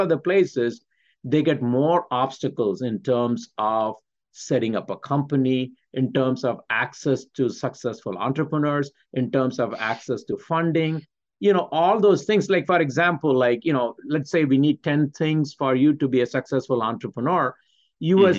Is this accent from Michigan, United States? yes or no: yes; Michigan, United States; I'm from Michigan